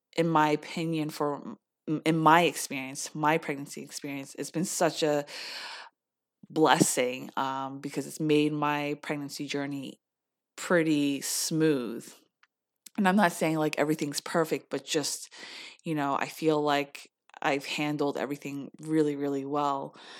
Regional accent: United States; being Korean American

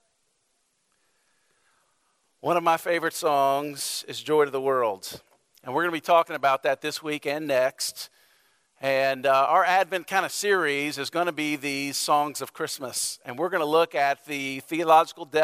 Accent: the South, United States; I grew up in the South

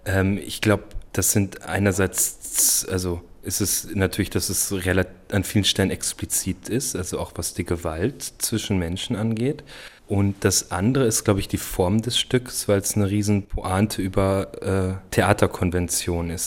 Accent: Germany; ich bin ja Deutscher

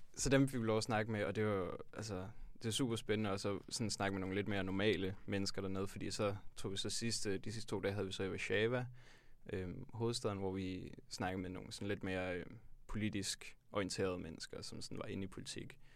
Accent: Tølløse, Zealand, Denmark; jeg kommer fra Tølløse på Vestjylland

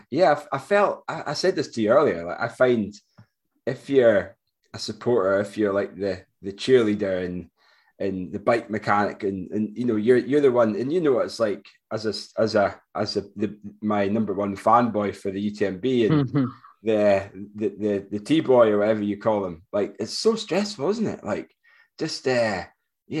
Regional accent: Forres, Scotland, United Kingdom; from Forest, my hometown

